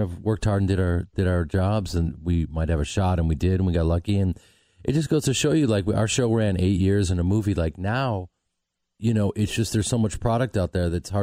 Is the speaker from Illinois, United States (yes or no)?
yes; Chicago, Illinois, United States; moved away; I'm from Chicago